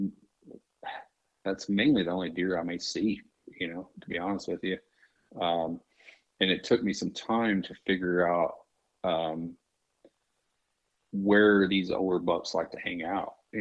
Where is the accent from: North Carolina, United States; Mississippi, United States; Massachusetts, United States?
Mississippi, United States; Mississippi Delta, United States; moved away; I grew up living in the Mississippi Delta